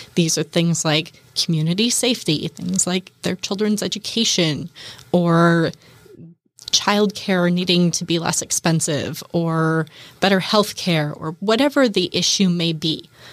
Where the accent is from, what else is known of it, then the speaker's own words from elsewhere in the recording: Kitsap County, Washington, United States; now in Bainbridge Island, United States; I grew up in Kitsap County